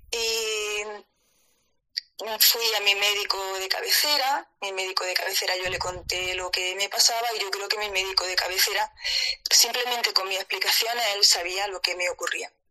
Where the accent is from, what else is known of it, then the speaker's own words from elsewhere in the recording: Granada, Andalusia, Spain; yo soy de Andalucía, soy de Granada